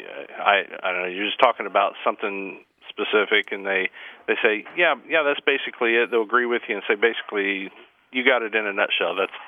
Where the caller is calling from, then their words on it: Anderson, Indiana, United States; I'm calling from Anderson, Indiana.